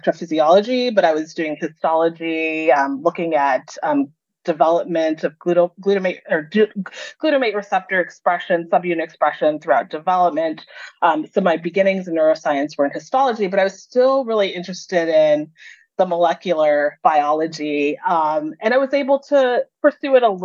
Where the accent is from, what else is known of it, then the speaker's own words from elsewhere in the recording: Los Angeles, California, United States; I was used to being in a diverse environment growing up in Los Angeles